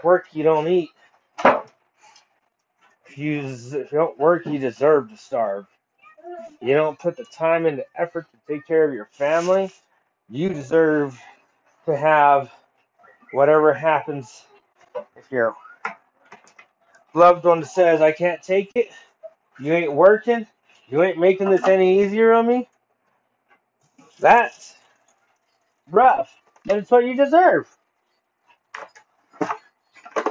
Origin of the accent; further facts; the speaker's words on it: United States; as American people